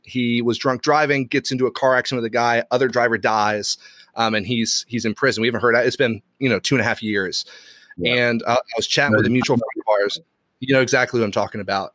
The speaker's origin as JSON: {"language": "English", "region": "Bible Belt of the U.S.", "country": "United States", "tie": "born or raised there", "also_born_or_lived": "Ireland", "moved": "yes", "said": "I grew up in the Bible Belt of the U.S., and so then I move over to to Europe, to Ireland"}